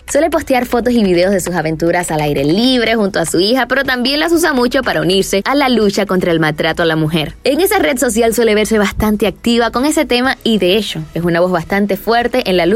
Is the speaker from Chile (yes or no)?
no; Spain; Uno porque decir soy española y me voy a poner a cantar mariachi